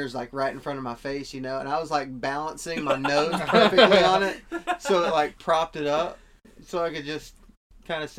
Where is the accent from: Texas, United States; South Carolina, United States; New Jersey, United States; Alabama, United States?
Texas, United States; West; moved away; I'm from West Texas, and we have jackrabbits up there